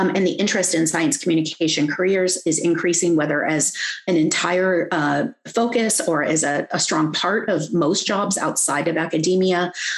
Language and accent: English; Hawaii, United States; I'm Kanaka Aoi, and I do science because I am Hawaiian.